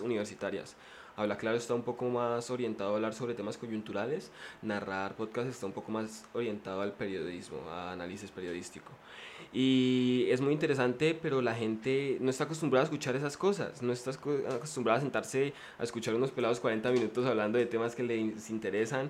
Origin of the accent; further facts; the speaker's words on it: Popayán, Cauca, Colombia; yo soy del Cauca, ¿no? Yo soy de, de Popayán, pero mi familia es de un pueblo